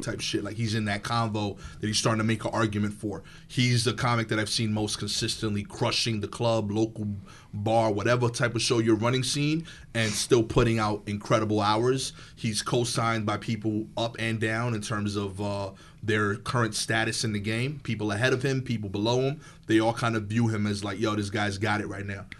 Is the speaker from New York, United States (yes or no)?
yes; New York City, New York, United States; I'm from East New York, Brooklyn